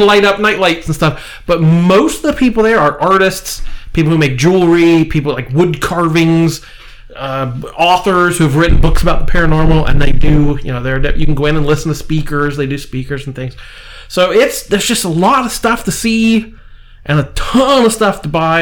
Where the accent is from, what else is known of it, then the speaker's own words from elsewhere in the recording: Marietta, Ohio, United States; we're from Marietta, Ohio. We're used to the sternwheel Festival